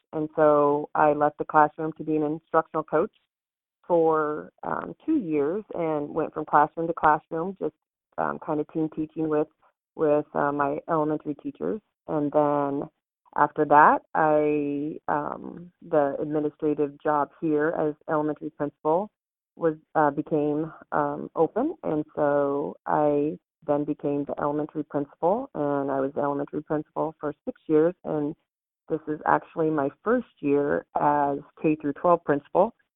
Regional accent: Tecumseh, Nebraska, United States; I was born in Tecumseh. Okay. Um, no, actually, I, I am from Tecumseh, so I'm from a, a small town.

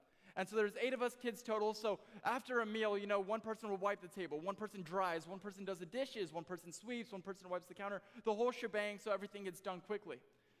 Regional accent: Las Vegas, Nevada, United States; I am born and raised in Las Vegas, Nevada.

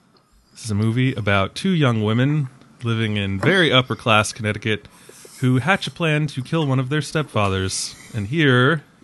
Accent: Ireland; And I was, as an Irishman, I was like, oh, come on. That's so stereotypical.

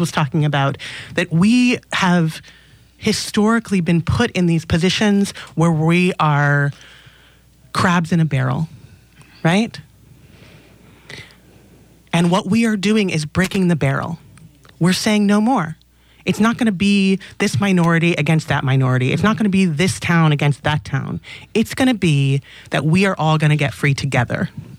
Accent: Los Angeles, California, United States; now in Oakland, United States; I grew up in Los Angeles

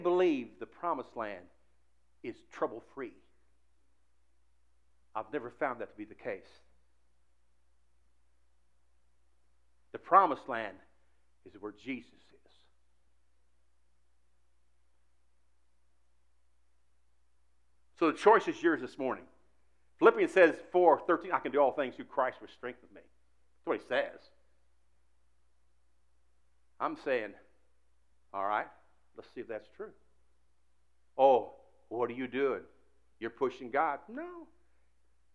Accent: Indianapolis, Indiana, United States; Years ago, I was raised in Indianapolis

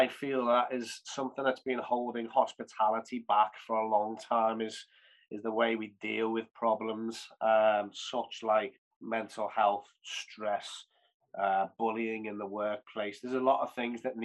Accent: Liverpool, North West England, United Kingdom; Liverpool's my hometown, my passion, my city

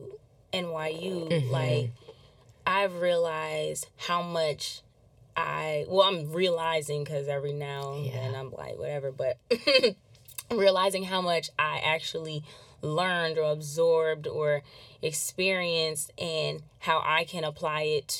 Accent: Massachusetts, United States; born or raised there; moved away; also born or lived in Anaheim, California

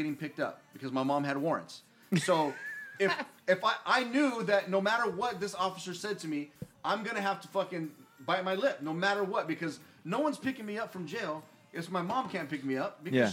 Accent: San Bernardino, California, United States; when I was younger, growing up in San Bernardino, I got fucked with all the time for no reason

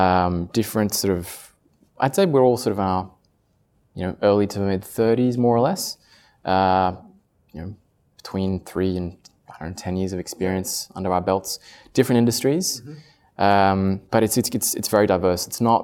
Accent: Paris, Île-de-France, France; English is a second language; also born or lived in Australia; I'm half Italian, half Australian, but I grew up in France. Spent 18 years in Paris and then did my undergrad in Australia.

